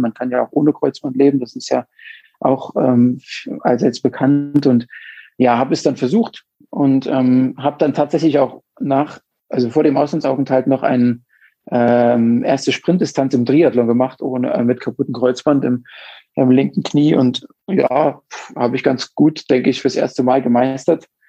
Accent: Mühlhausen, Thuringia, Germany; moved away as an adult; now in Munich, Germany; komme ursprünglich aus äh, Thüringen, ähm, ja, da er im Westthüringen ähm, geboren, in der Stadt Mühlhausen

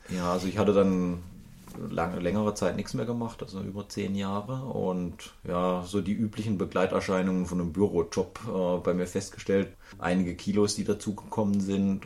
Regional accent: Baden-Baden area, Baden-Württemberg, Germany; ich bin in der Gegend Baden-Baden, Rheinebene bin ich groß geworden

